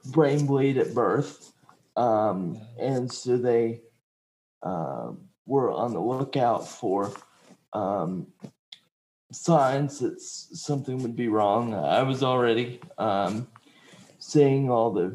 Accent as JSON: {"language": "English", "town": "Marietta", "region": "Georgia", "country": "United States", "tie": "born or raised there", "also_born_or_lived": "Fort Walton Beach, Florida"}